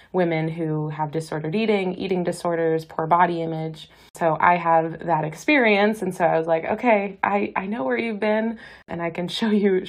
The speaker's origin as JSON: {"language": "English", "town": "Boston", "region": "Massachusetts", "country": "United States", "also_born_or_lived": "California", "moved": "as an adult", "lives_now": "Hawaii, United States", "said": "I am from Boston, went to college there, did a dietetic internship in California."}